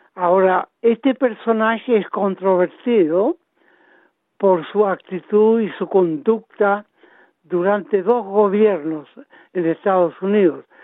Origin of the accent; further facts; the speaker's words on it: Chile; now in Australia; nosotros como chilenos